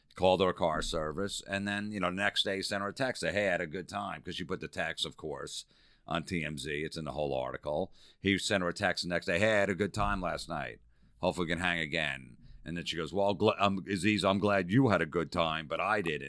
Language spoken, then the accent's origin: English; New Jersey, United States; growing up in Jersey